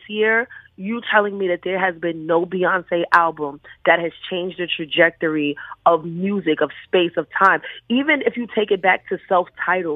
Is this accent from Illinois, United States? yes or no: no; New York City, New York, United States; I am from Bed-Stuy, Brooklyn.